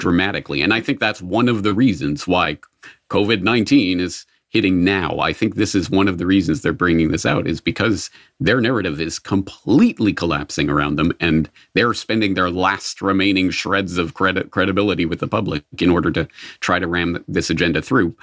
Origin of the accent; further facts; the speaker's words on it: Canada; being born in Canada, I was from birth, uh, steeped in the quasi-socialist, mostly socialist kind of ethos of Canada.